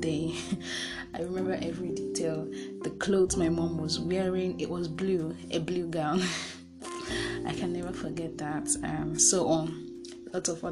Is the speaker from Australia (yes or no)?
no; Nigeria; I'm from Nigeria